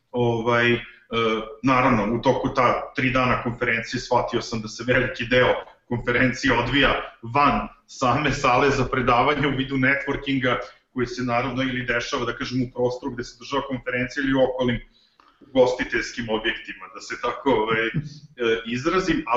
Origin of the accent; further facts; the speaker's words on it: Zrenjanin, Vojvodina, Serbia; u mom rodnom gradu Zrenjaninu